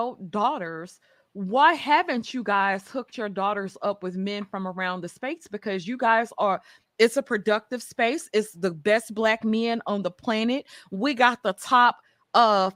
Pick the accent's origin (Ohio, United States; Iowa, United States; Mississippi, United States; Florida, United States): Mississippi, United States; I'm from Mississippi